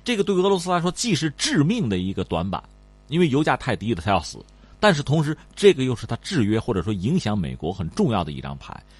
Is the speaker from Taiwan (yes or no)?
no; China; 我们中国人